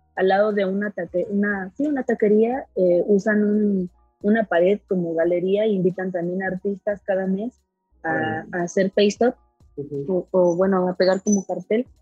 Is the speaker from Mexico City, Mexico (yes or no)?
yes; Milpa Alta, Mexico City, Mexico; yo nací en el Palta, ah, yo soy de allá